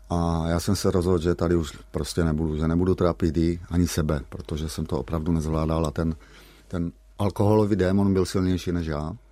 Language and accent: Czech; Šternberk, Olomouc Region, Czechia; born there; Já jsem se narodil ve Šternberku, maminka potom bydlela v Lomouci, maminka mě měla za svobodná